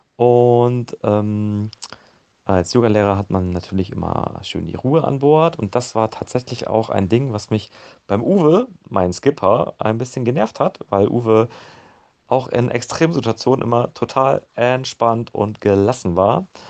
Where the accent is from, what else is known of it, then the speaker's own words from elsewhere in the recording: Osnabrück, Lower Saxony, Germany; ich komme aus Osnabrück